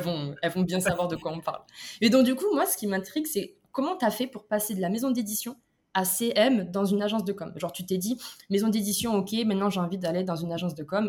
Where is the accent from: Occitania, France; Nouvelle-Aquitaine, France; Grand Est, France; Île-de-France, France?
Occitania, France; Toulouse; moved away; moi, maintenant, je suis un peu partout dans le monde, mais à la base, je viens de Toulouse